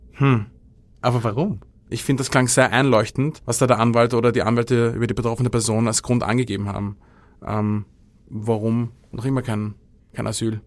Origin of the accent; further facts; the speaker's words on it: Austria; als Österreicher